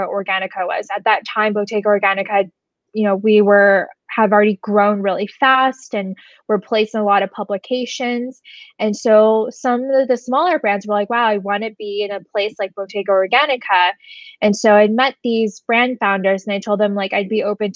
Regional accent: Southern California, United States; moved away as an adult; now in New York, United States; I grew up in Southern California.

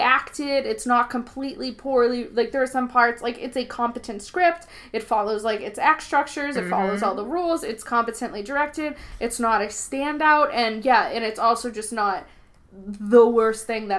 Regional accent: Boston, Massachusetts, United States; I'm from Boston, so I'm going to be dropping some eyes. And like, I got a review before that somebody thought my accent was grating

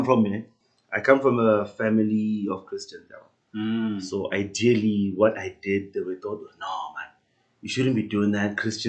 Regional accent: Iketle, near Tzaneen, Limpopo, South Africa; moved away as an adult; also born or lived in Khabane, Limpopo; now in Pretoria, South Africa; I'm from Khabane, a small township in Bulawayo, Limpopo, just outside Tzaneen. But I grew up in a small village called Iketle.

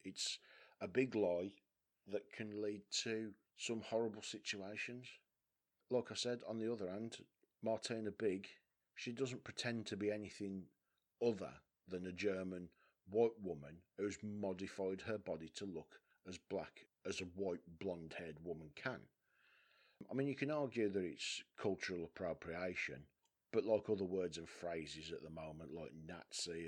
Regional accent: West Bromwich, West Midlands, United Kingdom; I'm from West Brom. West Brom's a culturally diverse town.

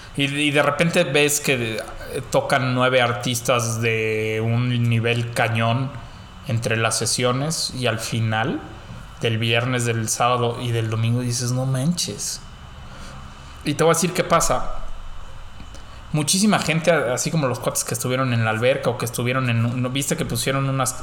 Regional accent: Mexico; somos mexicanos

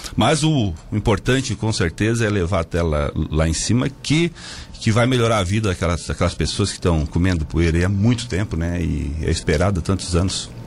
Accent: Brazil; Boa Vista, que é a minha terra

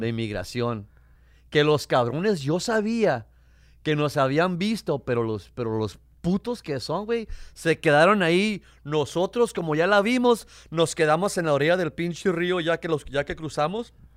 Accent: Tijuana, Baja California, Mexico; now in United States; yo nací, me crié en Tijuana, a cinco cuadras de la frontera

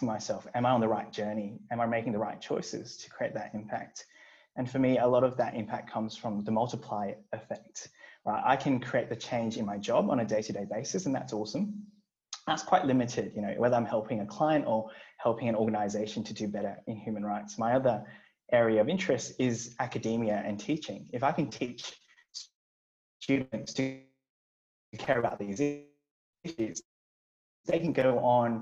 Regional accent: Brisbane, Queensland, Australia; also born or lived in Hong Kong; I grew up in Brisbane

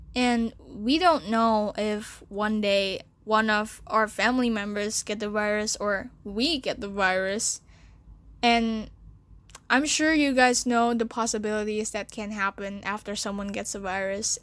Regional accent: Jakarta, Indonesia; also born or lived in China; I was born in China and I stayed there for four years. Then my parents brought me to Jakarta

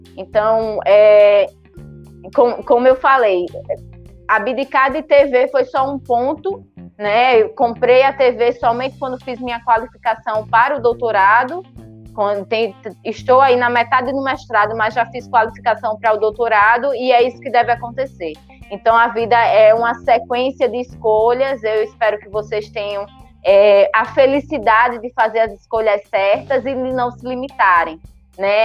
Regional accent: São Miguel dos Campos, Alagoas, Brazil; eu sou do interior de Alagoas, sou de São Miguel dos Campos

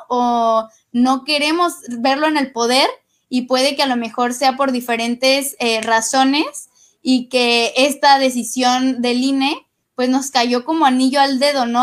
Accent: Mexico; lo que queremos o a lo que aspiramos como mexicanas y como mexicanos

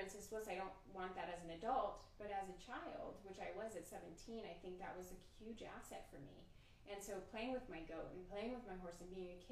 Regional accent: Georgia, United States; moved away; I'm from Georgia

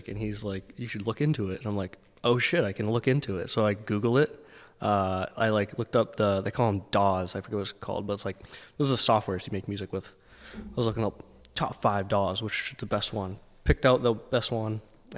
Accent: Lowell, Massachusetts, United States; also born or lived in Dracut, Massachusetts / Southern New Hampshire; So I grew up in Lowell, Massachusetts until I was about, I think, 11. And then I moved to Drake at Mass

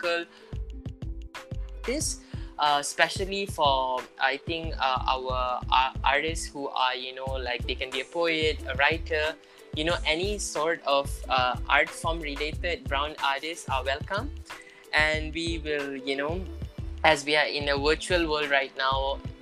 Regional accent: Malaysia; Young person myself as a Malaysian Indian

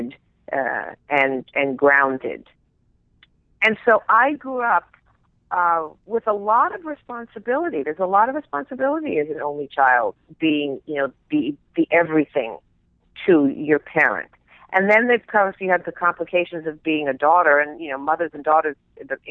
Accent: Beverly Hills, California, United States; I grew up in Beverly Hills

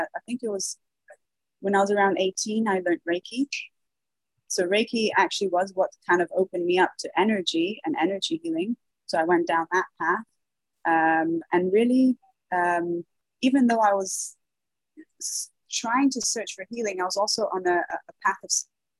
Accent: Dubai, United Arab Emirates; also born or lived in Brazil; Well, I was born in Brazil. My mother's Brazilian, my father's British, English, but I was raised in the Middle East. I was raised in Dubai.

